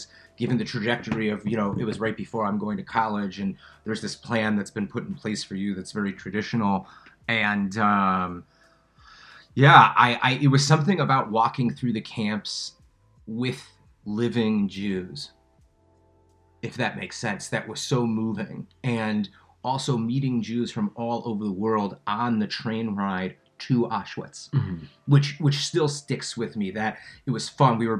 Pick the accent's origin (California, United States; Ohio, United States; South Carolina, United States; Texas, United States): Ohio, United States; Cincinnati; moved away as an adult; also born or lived in Chicago; now in Israel; I grew up in Cincinnati, Ohio. Whole family's from Chicago